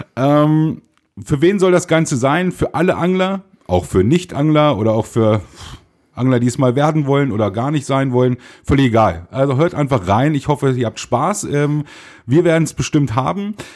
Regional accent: Einbeck, Lower Saxony, Germany; Wir kommen aus Einbeck

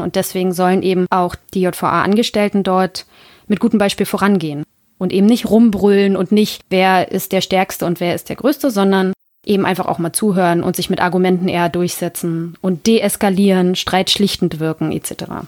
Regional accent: Germany; als Deutscher

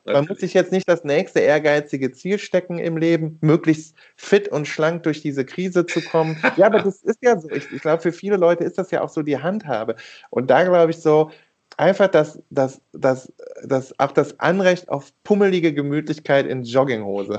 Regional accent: Rhineland, Germany; da bin ich Rheinländer

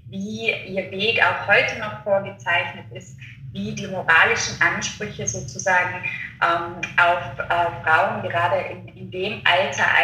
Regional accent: Innsbruck, Tyrol, Austria; ähm, bin 31 Jahre alt und ja, komme aus Innsbruck, wohne in Innsbruck

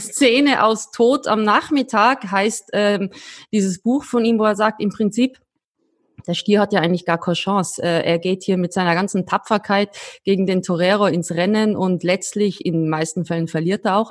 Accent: Austria; als Österreicherin

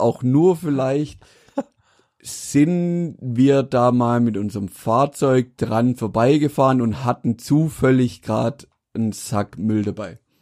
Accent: Mühlacker, Baden-Württemberg, Germany; also born or lived in Pforzheim; wo ich herkomme aus Mühlager

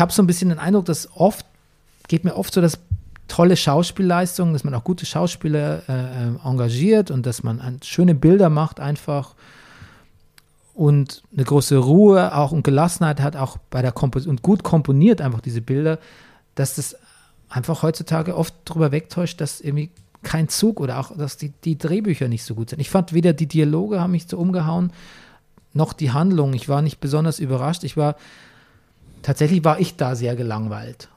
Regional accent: Germany; bei uns in meinem Heimatort Grafen Grafentrauch

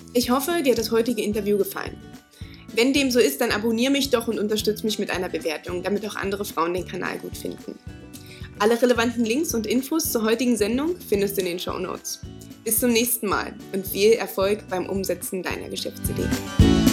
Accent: Magdeburg, Saxony-Anhalt, Germany; now in Bavaria, Germany; meiner alten Heimat Magdeburg

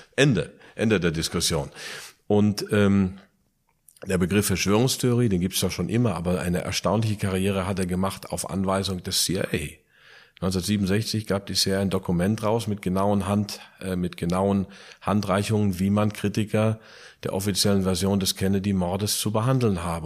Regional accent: Plettenberg, North Rhine-Westphalia, Germany; also born or lived in United States; now in Eifel, Germany; Jetzt die Eifel, geboren in Plettenberg, Sauerland

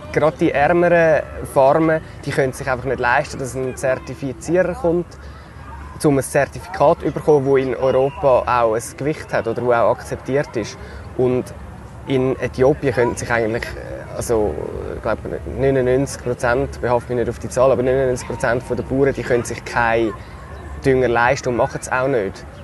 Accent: Switzerland; wieso gehe ich als Schweizer jetzt eine Reportage machen über den Urkaffee, aber ich glaube, es hat schon eine Berechtigung, weil wir in der Schweiz, wir sind ein riesiges Kaffeeland.

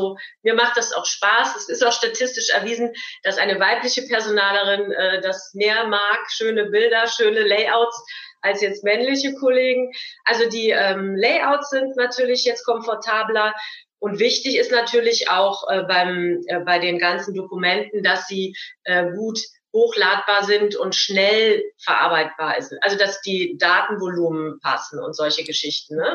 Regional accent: Cologne, North Rhine-Westphalia, Germany; ich bin aus dem Kölner Raum

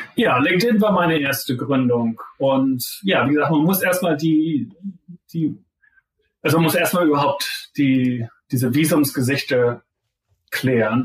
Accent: Zeven, Lower Saxony, Germany; moved away as an adult; also born or lived in Pennsylvania, United States; now in Stanford, United States; ich bin der Sohn von zwei Gymnasiallehrern in Zefen. Das ist so halbwegs zwischen Bremen und Hamburg. Also da bin ich eigentlich die ganze Zeit aufgewachsen

